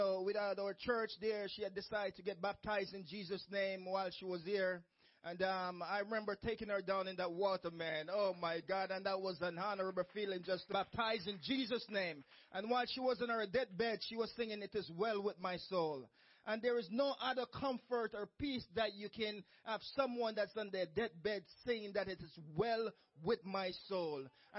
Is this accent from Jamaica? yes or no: yes; Jamaica; moved away; I remember my own church when I came from Jamaica